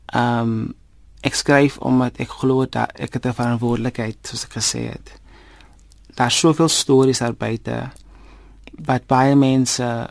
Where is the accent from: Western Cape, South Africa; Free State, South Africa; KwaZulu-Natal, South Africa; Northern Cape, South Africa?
Northern Cape, South Africa; Karkams; moved away; also born or lived in Vredendaal; ek is oorspronklik van Karkams. Ehm um, dit is waar ek groot geword het, dit is waar ek skool gegaan het.